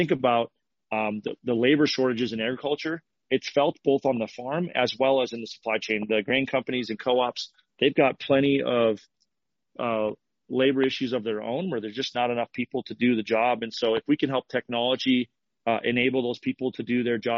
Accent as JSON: {"language": "English", "town": "Fargo", "region": "North Dakota", "country": "United States", "said": "I'm from Fargo, North Dakota."}